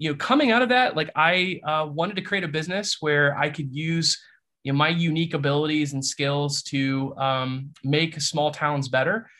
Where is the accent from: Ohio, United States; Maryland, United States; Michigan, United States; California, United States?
Ohio, United States; Bellefontaine, Ohio area, United States; now in Bellefontaine, Ohio, United States; while it's not my hometown, it was a town that I was familiar with growing up, and that's Belle Fountain, Ohio